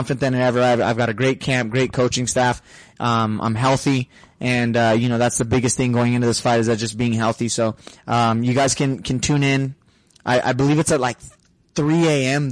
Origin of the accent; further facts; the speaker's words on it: Sahuarita, Arizona, United States; That's in the city where I grew up in Sarita